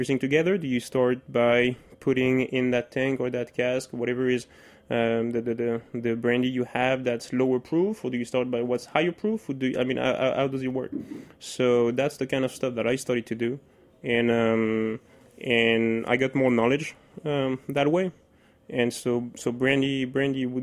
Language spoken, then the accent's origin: English; France; English is a second language; moved away as an adult; now in United States; I grew up there